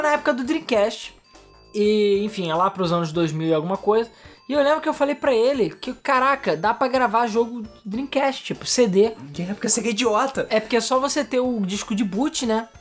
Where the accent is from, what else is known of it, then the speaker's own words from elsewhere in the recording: Brazil; now in Rio de Janeiro, Brazil; a gente é brasileiro